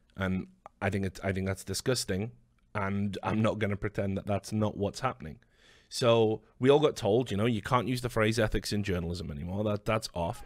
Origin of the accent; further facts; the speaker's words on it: United Kingdom; as a Brit